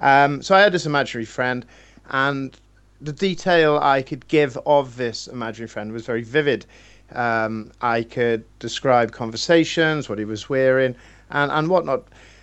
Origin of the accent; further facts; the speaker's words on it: Wales, United Kingdom; I'm Welsh.